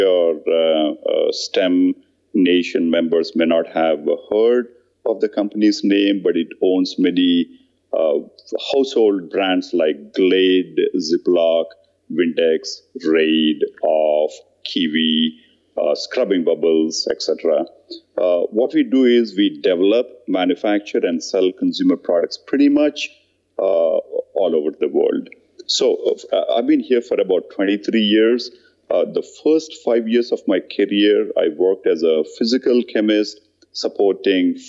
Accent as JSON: {"language": "English", "country": "India", "tie": "born or raised there", "moved": "yes", "said": "I grew up in India in a very average middle-income family"}